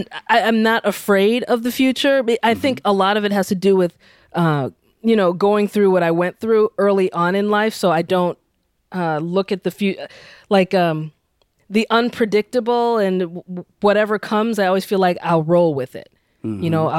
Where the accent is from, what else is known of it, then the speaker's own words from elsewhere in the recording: United States; me being Nigerian American, so I'm like, I'm an outsider. I know that. I'm an outsider insider.